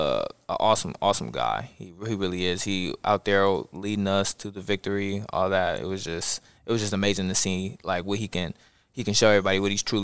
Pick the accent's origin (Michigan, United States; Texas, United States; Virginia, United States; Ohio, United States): Ohio, United States; Columbus; moved away; I'm from Columbus, Ohio.